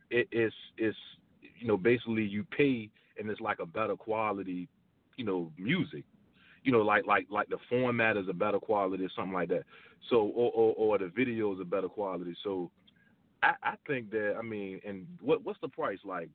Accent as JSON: {"language": "English", "region": "Virginia", "country": "United States", "said": "I'm originally from Virginia"}